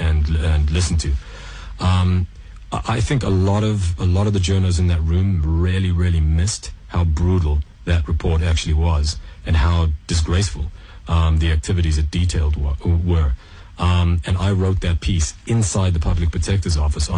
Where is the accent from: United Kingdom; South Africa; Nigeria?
South Africa; moved away; also born or lived in Canada / Montreal / Middle East; I was born, grew up in South Africa, and then my family moved to Canada.